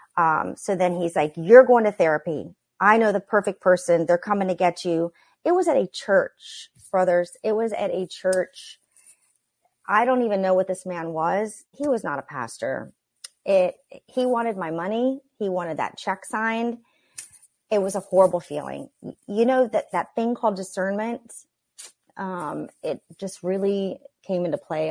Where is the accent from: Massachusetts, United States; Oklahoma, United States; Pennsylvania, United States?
Oklahoma, United States; Growing up in Oklahoma